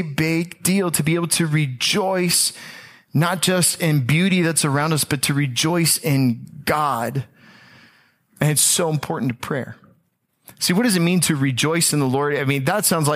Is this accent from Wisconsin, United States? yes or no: no; Tampa, Florida, United States; I am from the Tampa Bay area